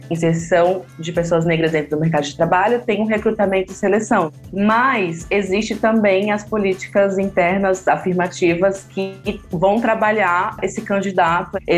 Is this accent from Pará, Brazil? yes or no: no; Brasília, Federal District, Brazil; moved away as an adult; also born or lived in Teresina; now in São Paulo, Brazil; eu tenho 30 anos, eu sou formada em Publicidade e Propaganda, eu sou de Teresina, mas cresci em Brasília